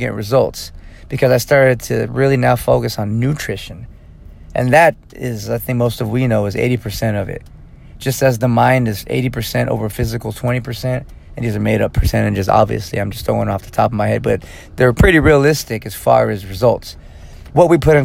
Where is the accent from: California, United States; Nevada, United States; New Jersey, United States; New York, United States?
California, United States; Fresno; moved away as an adult; now in Lomita, United States; my hometown of Fresno, California, which is about 4 hours north of here